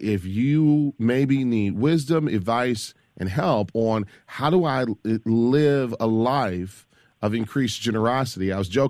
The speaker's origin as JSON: {"language": "English", "region": "Michigan", "country": "United States", "said": "Barbara in Grand Rapids, Michigan, my home state."}